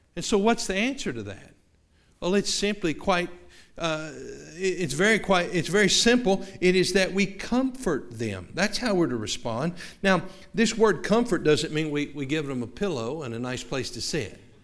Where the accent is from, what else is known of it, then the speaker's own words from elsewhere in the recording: the South, United States; moved away; we're from the South